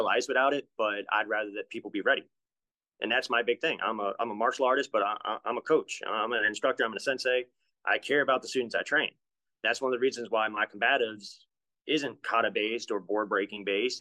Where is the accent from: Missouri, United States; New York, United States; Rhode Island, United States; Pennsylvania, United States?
Rhode Island, United States; We had a lot of drive-bys when I was a kid growing up in Rhode Island